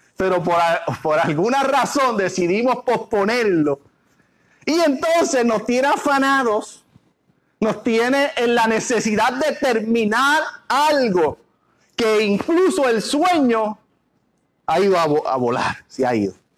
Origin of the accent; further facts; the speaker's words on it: Puerto Rico; nosotros somos, los puertorriqueños